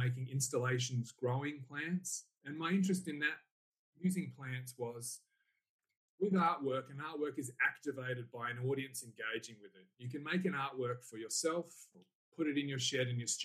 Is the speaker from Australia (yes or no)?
yes; Salisbury, South Australia, Australia; also born or lived in Burnside, South Australia; now in Kyneton, Australia; I grew up in Salisbury